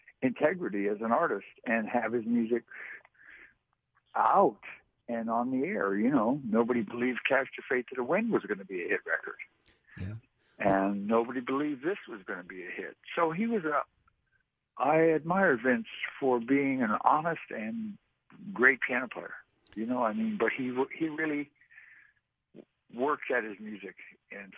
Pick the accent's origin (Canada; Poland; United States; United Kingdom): United States; San Francisco, California; moved away; also born or lived in Seattle; I grew up in San Francisco, and that was a different thing